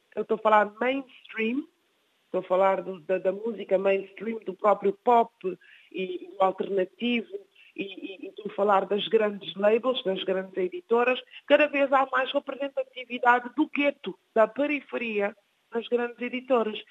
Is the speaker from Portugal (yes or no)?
no; Guinea-Bissau; moved away; a minha Guiné-Bissau